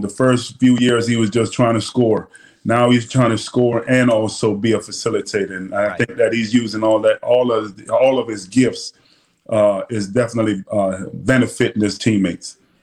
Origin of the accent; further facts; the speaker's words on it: Boston, Massachusetts, United States; also born or lived in Jamaica; growing up in Boston